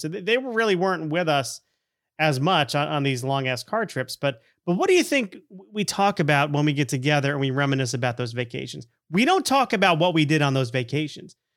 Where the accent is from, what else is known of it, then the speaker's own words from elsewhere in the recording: Connecticut, United States; also born or lived in Florida; we moved to Connecticut from Florida in the ear-, early nineteen eighties.